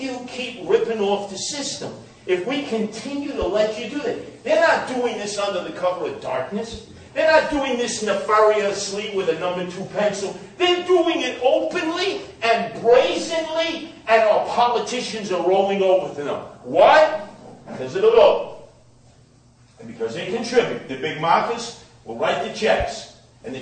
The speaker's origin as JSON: {"language": "English", "town": "New York City", "region": "New York", "country": "United States", "tie": "born or raised there", "said": "I grew up in Canarsie, Brooklyn, mostly Italian and Jewish"}